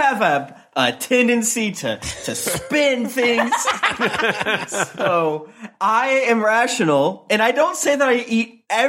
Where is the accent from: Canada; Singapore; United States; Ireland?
United States; Florida; Guys, you know that I'm from Florida, right?